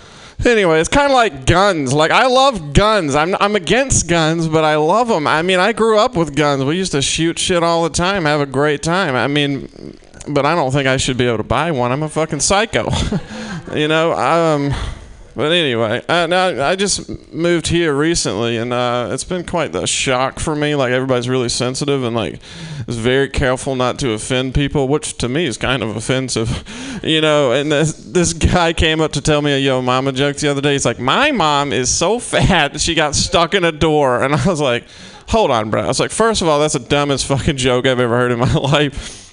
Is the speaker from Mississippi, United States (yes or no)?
yes; Mississippi, United States; I'm from Mississippi originally, and I just got back home from the holidays